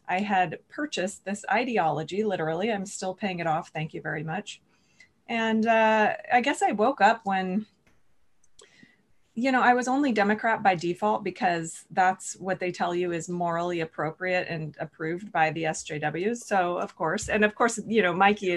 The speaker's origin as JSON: {"language": "English", "region": "California", "country": "United States", "tie": "born or raised there", "said": "I was born and raised in California"}